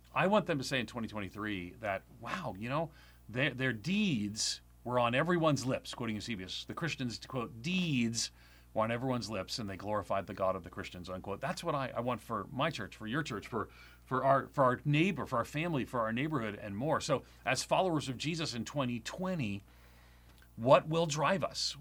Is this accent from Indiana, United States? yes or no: no; Long Island, New York, United States; I grew up on Long Island, outside of New York City.